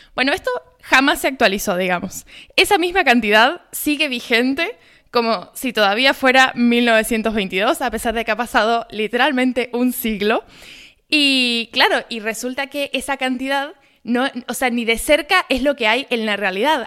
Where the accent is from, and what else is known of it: Argentina